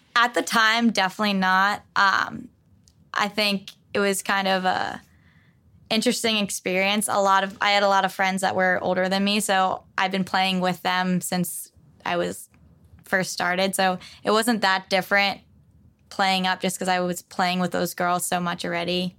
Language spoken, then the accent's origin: English; West Babylon, New York, United States; I grew up on Long Island